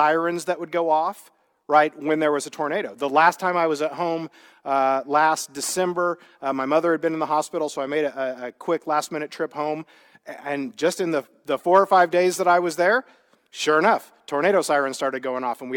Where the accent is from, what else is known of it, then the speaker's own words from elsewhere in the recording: Midwest, United States; now in California, United States; I grew up in the Midwest